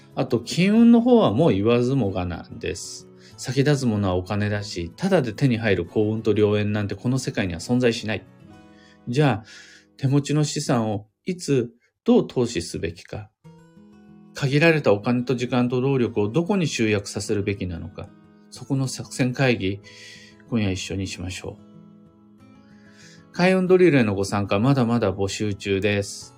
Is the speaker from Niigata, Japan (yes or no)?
no; Kiryu, Gunma, Japan; 群馬県桐生市、みな皆様来てもらったことあるでしょうか僕が生まれ育った場所です